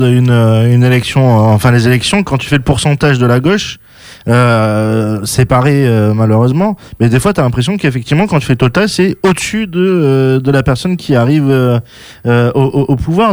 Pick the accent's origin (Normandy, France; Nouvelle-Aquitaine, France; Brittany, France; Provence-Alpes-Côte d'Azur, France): Nouvelle-Aquitaine, France; Bordeaux; je suis né à Bordeaux